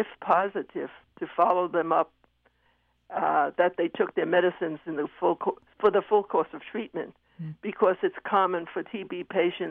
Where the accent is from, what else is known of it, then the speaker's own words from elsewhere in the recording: New York City, New York, United States; I was brought up in Manhattan during the days when rents were low